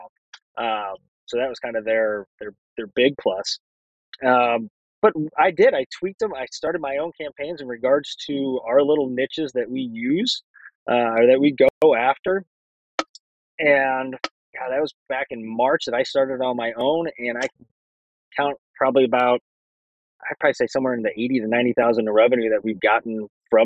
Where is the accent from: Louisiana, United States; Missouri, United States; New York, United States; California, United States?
Missouri, United States; St. Louis; we're from St. Louis area